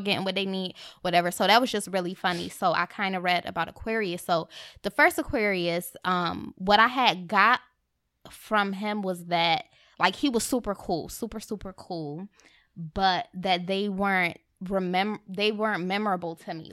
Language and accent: English; Rochester, New York, United States; moved away; I'm from Rochester, upstate New